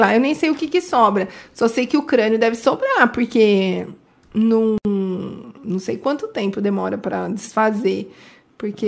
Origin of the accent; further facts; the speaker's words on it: Indaiatuba, São Paulo, Brazil; eu sou de Indaiatuba há muitos anos